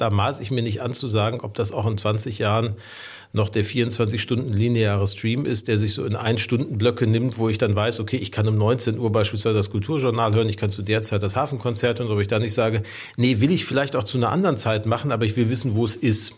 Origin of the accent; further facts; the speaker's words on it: Ruhr area, North Rhine-Westphalia, Germany; now in Hamburg, Germany; ich bin im Ruhrgebiet groß geworden.